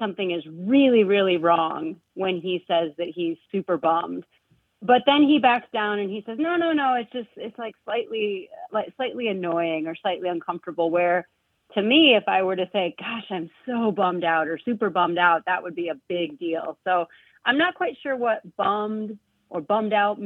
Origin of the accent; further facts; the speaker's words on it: Midwest, United States; also born or lived in Iowa City; I come from the Midwest